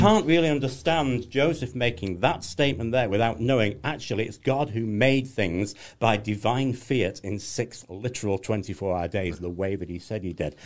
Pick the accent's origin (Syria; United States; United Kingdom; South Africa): United Kingdom; England; I'm English